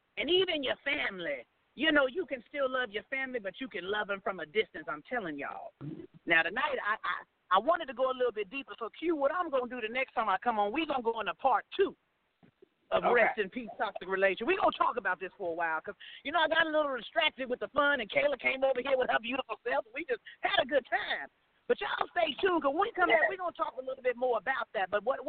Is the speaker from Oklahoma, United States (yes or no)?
yes; Oklahoma City, Oklahoma, United States; I'm from Oklahoma City, but tonight is my show night, so I decided to come in the lobby and hop on.